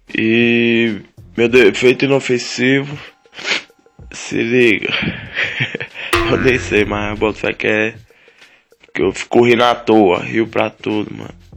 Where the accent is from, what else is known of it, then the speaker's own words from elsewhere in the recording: Unaí, Minas Gerais, Brazil; now in São Sebastião, Brazil; nasci em Unaí, Minas Gerais